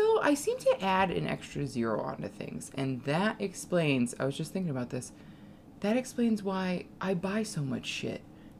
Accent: Milwaukee, Wisconsin, United States; Oh my god. I'm from Milwaukee.

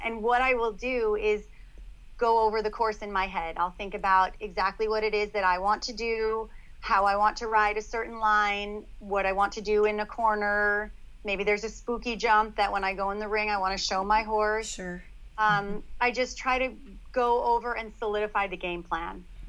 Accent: Long Island, New York, United States; I grew up on Long Island at their horse farm and started riding from a very young age.

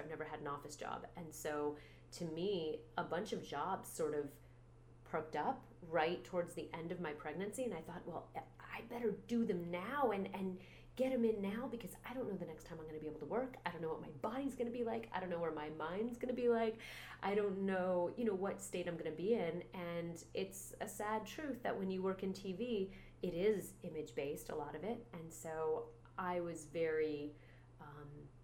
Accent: New York, United States; I'm from New York.

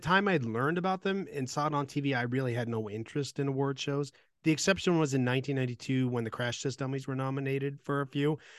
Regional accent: Vermont, United States; We had just as much Canadian T V as American, uh, and two French speaking ones

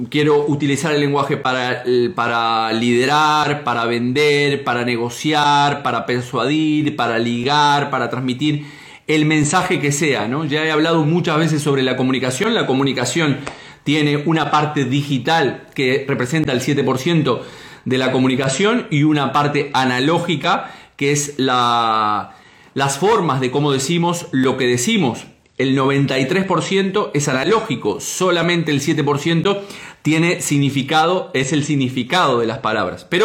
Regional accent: Uruguay; Yo soy de Uruguay.

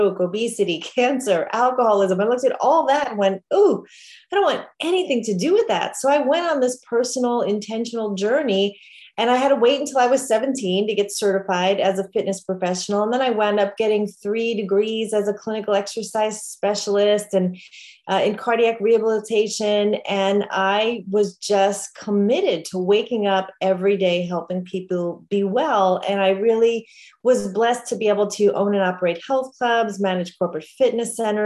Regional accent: New York, United States; I grew up in New York

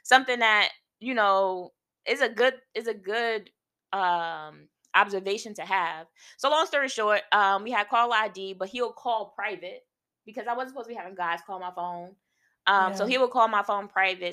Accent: Newark, New Jersey, United States; I'm from Newark

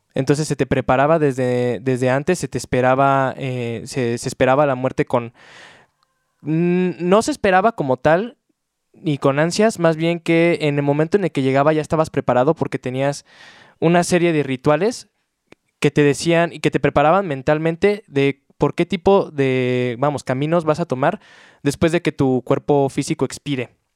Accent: Mexico; nosotros siendo bien pinches mexicanotes

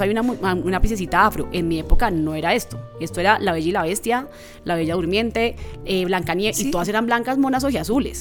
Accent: Bogotá, Colombia; nací en Bogotá. Mi papá, un hombre afro del Chocó. Mi mamá, una mujer afro-bogotana, pero de familia de Buenaventura.

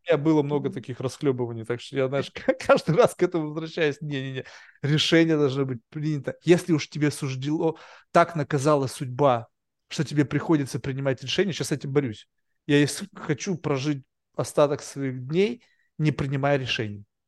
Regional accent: Russia; now in United States; я вырос в России

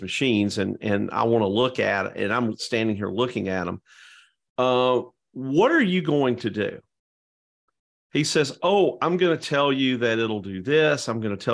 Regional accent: Georgia, United States; now in Florida, United States; growing up in Georgia.

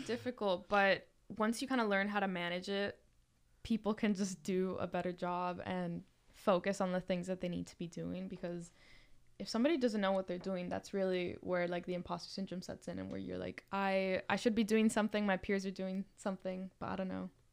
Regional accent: Miami, Florida, United States; moved away as an adult; I grew up in Miami

